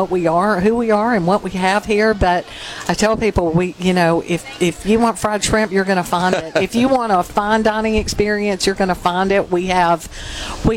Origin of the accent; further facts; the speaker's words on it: Monticello, Mississippi, United States; I didn't grow up on the coast, but I grew up in Monticello